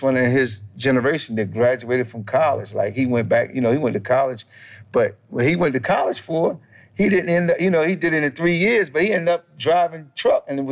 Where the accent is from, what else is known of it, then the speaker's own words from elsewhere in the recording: Salisbury, Maryland, United States; also born or lived in New York; I grew up in a small town called Salisbury, Maryland. It's on the eastern shore of Maryland